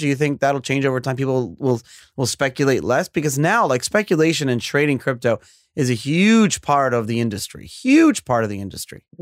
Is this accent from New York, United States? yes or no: yes; New York, United States; I was born and raised in New York